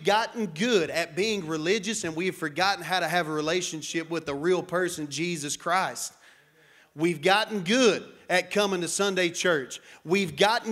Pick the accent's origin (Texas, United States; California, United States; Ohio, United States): Texas, United States; Matador; I am West Texan. I grew up in this area. I grew up in Matador, just down the street from this place